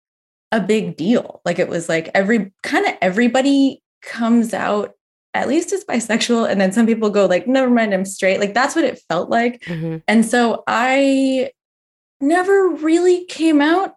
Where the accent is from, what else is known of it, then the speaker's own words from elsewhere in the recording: Berkeley, California, United States; now in Somerville, United States; I grew up in Berkeley, California